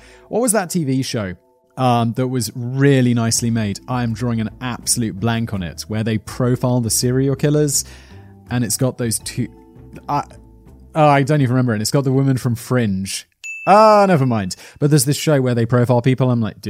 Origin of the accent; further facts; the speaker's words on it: United Kingdom; If you're from the South, I'm from the South.